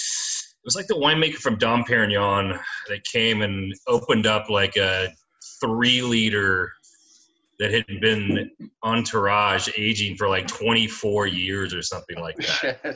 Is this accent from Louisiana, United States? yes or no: no; Memphis, Tennessee, United States; moved away as an adult; also born or lived in Alabama / Mobile, Alabama / Key West, Florida / Sonoma County, California; now in Loudoun County, Virginia, United States; I grew up mainly in Memphis, Tennessee, although I was born in Alabama and went to high school down in Mobile for a couple of years